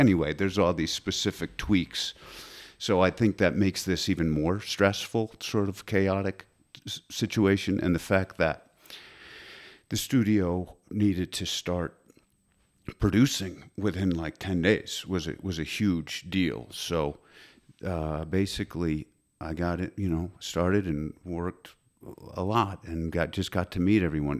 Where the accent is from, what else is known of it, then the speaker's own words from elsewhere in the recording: Connecticut, United States; also born or lived in New York; I'm from Connecticut